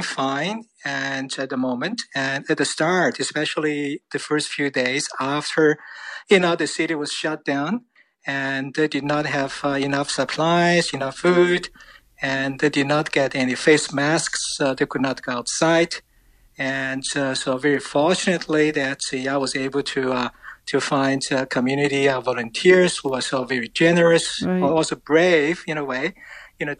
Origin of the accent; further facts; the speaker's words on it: Wuhan, Hubei, China; now in Canada; I came from Wuhan